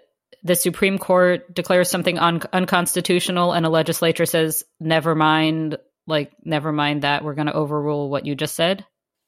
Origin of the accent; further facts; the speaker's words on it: United States; now in Canada; I'm American, but I live in Canada.